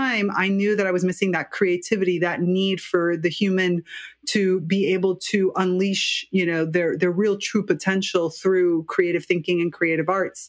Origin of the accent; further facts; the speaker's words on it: United States; moved away as an adult; now in Italy; I'm actually Cuban-American. I'm from the U.S. and grew up biculturally